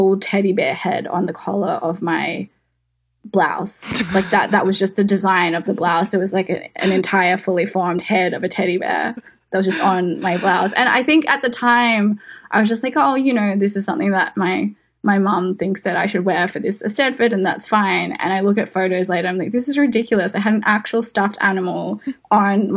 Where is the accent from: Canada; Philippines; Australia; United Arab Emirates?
Australia; Sydney, New South Wales; moved away as an adult; also born or lived in New York; I grew up in West Ryde in Sydney, so out in the suburbs